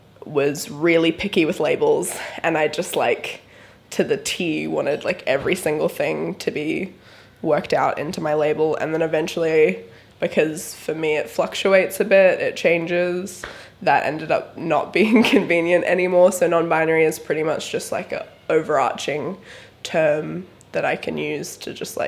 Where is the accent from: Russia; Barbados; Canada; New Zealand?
New Zealand; now in Brisbane, Australia; I am a 18-year-old. I live in Brisbane, but I'm from New Zealand initially.